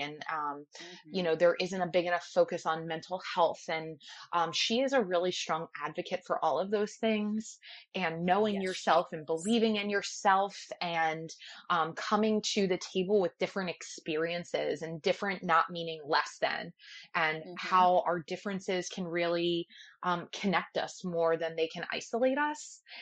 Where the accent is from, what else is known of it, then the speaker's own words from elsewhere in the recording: Ocean City, New Jersey, United States; I grew up in Ocean City, New Jersey